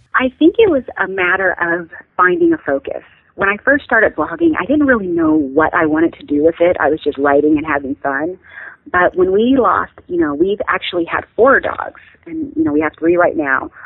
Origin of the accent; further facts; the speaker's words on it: Pacific Northwest, United States; I grew up in the Pacific Northwest, and right now, like you said, I live in Washington on five lovely acres.